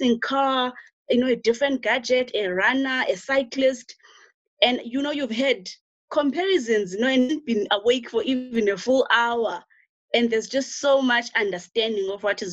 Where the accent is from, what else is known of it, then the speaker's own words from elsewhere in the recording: rural Eastern Cape, South Africa; I'm actually village raised. So I was born in the Eastern Cape, rural Eastern Cape, like very rural Eastern Cape.